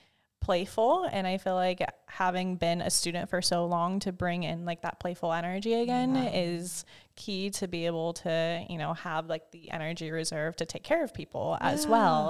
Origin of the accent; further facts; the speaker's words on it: Washington, United States; moved away as an adult; also born or lived in Oregon; now in Minnesota, United States; I just claim both Washington and Oregon as home because I grew up in Washington and then I went to Oregon State University